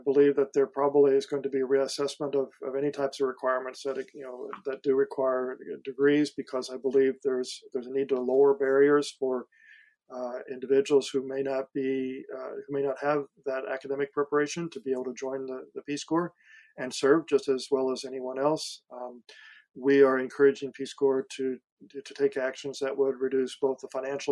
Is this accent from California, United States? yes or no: no; Missouri, United States; moved away; I've gone back to my high school in a small town of Missouri